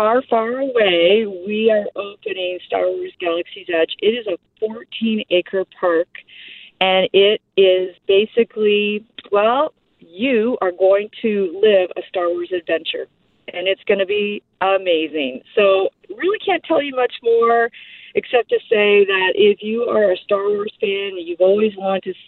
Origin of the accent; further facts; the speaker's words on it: Canada; being Canadian